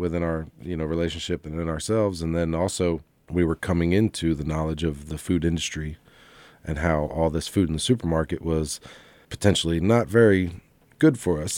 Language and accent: English; Lancaster, Pennsylvania, United States; moved away as an adult; now in Southwest Virginia, United States; we're from Lancaster, Pennsylvania